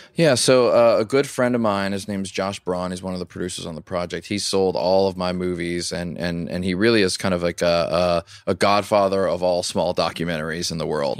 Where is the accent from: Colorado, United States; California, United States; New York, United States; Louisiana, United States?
Louisiana, United States; I grew up in Louisiana